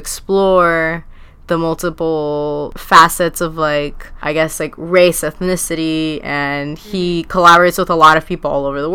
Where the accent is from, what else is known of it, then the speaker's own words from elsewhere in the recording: Huntington Park, California, United States; I'm from Huntington Park, I'm from HP